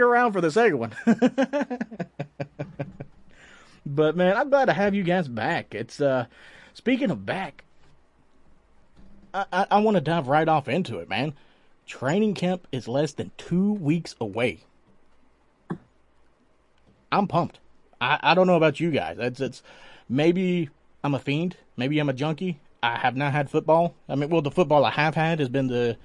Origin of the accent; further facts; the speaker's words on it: Tennessee, United States; now in Tampa, United States; I grew up in Tennessee